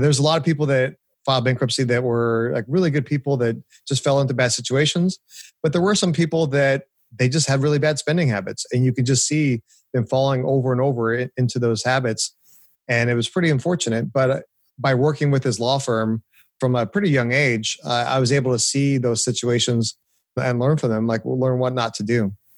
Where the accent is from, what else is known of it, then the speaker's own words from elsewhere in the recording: Orange County, California, United States; moved away as an adult; now in Nashville, United States; I grew up in Orange County, California. Uh, lived there pretty much all my life up until I moved two years ago to Nashville.